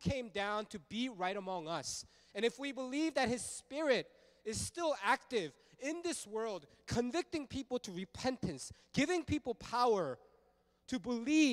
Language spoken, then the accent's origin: English; Fullerton, California, United States; also born or lived in Los Angeles, United States; I grew up in Fullerton. I went to Sunny Hills High School, go Lancers.